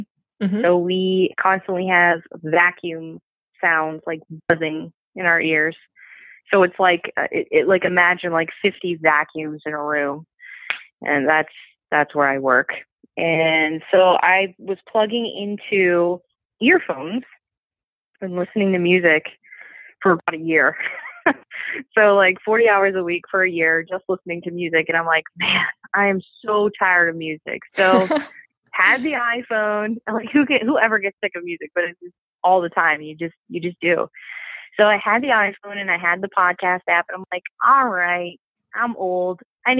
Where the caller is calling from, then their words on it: King of Prussia, Pennsylvania, United States; So I am in King of Prussia, Pennsylvania, which is like right outside of Philadelphia, like 20 minutes away.